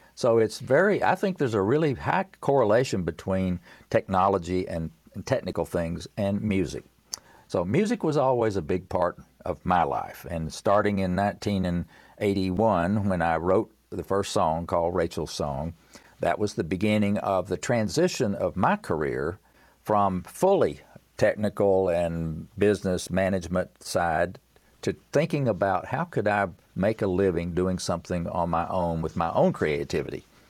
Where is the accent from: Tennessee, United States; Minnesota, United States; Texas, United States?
Tennessee, United States; I'm from Tennessee